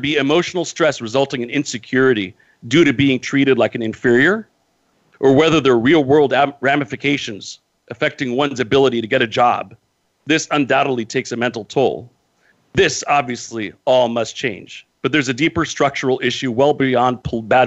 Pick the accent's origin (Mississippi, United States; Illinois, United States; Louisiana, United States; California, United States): California, United States; Modesto; I live in the United States, born and raised here